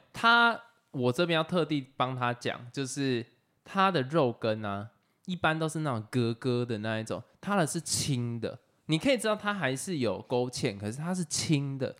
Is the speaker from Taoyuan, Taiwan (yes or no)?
yes; Taoyuan, Taiwan; moved away; also born or lived in Yilan / Taichung / Pingtung; 我自己是就桃园土生土长